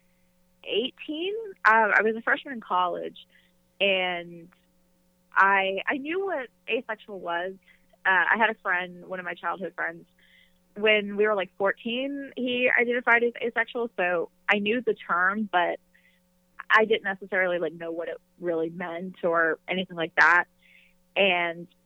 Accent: North Carolina, United States; I am from North Carolina, born and raised

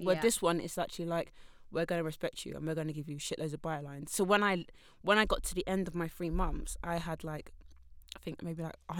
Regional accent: Essex, East of England, United Kingdom; also born or lived in East London; I'm from Essex.

